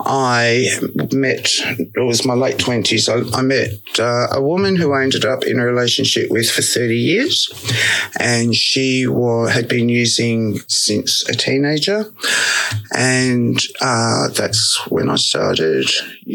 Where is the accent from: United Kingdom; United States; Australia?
Australia; Sydney, New South Wales; moved away; I was born and raised in Sydney